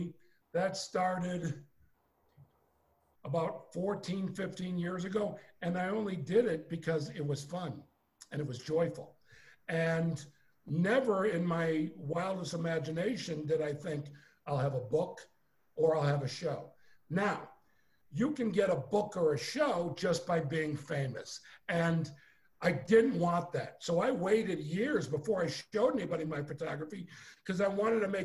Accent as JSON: {"language": "English", "town": "Chicago", "region": "Illinois", "country": "United States", "also_born_or_lived": "Los Angeles", "moved": "as an adult", "said": "I'm from Chicago, Illinois."}